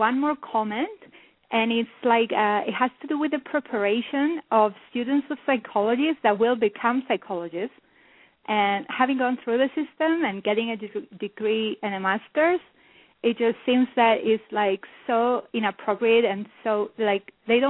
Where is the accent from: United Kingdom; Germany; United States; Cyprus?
Cyprus; now in North America; I've been living in North America now for the last 3 years, but I was born and raised in Cyprus.